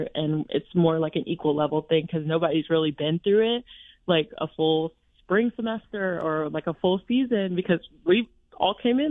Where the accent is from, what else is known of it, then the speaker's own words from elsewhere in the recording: Alabama, United States; moved away as an adult; I'm from Alabama, so volleyball isn't very high level there